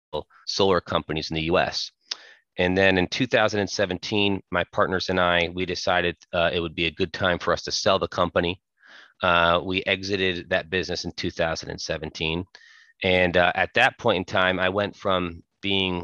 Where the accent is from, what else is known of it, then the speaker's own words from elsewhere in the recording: Connecticut, United States; I'm from Connecticut and born and raised